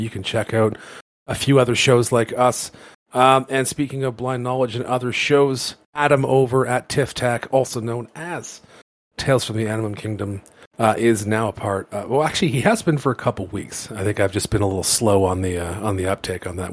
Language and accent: English; Canada; we're Canadian.